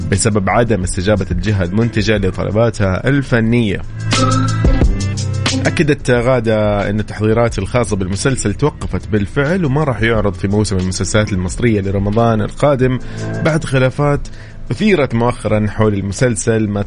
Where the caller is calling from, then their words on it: Tabuk, Tabuk Province, Saudi Arabia; من تبوك